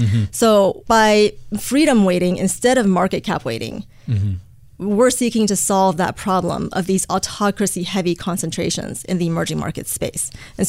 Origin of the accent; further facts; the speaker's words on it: Beijing, China; also born or lived in United States / Hong Kong; I was born in Beijing, and I grew up in both China and the U.S., going back and forth between the two countries.